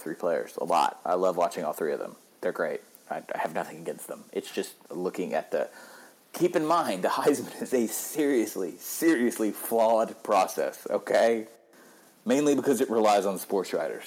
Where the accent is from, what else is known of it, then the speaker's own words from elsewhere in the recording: Georgia, United States; now in Nashville, United States; I'm from Georgia and I'm there a good bit